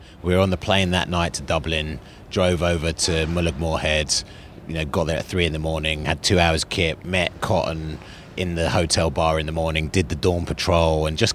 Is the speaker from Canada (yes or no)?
no; London, United Kingdom; also born or lived in Zambia / Northern Ireland; I was born in Zambia, and then we moved to Northern Ireland when I was 6, and we travelled around a lot, and I ended up in London when I was about 8